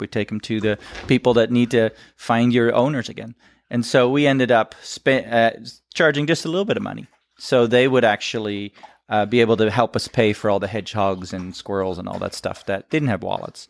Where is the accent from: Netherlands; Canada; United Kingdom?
Netherlands; moved away as an adult; now in United States; shows that I'm from Holland